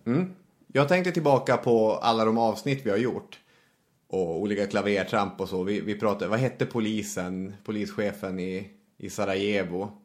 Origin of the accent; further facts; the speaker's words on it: Arvidsjaur, Norrbotten County, Sweden; moved away; jag växte upp i Arvidsjaur då, en ort i Norrbottens inland.